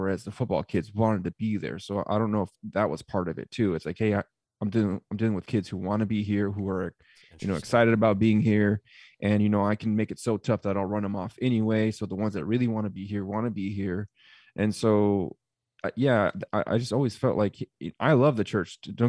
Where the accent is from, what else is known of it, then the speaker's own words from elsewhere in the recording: California, United States; also born or lived in Arizona; I'm originally from California, and Calvary Chapel is a mega church.